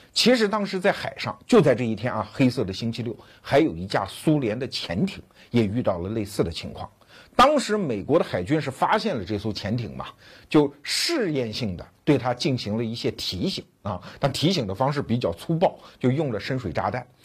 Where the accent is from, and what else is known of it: China